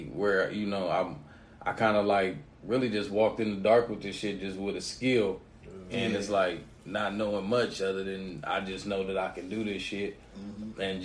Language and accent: English; Canton, United States; moved away; back at home in my hometown in Canton